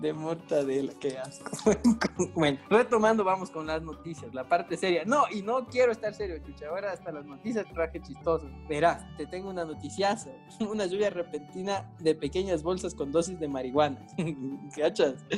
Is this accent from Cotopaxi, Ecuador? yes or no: yes; Latacunga, Cotopaxi, Ecuador; now in Quito, Ecuador; mi pueblo, no había blockbusters en Latacunga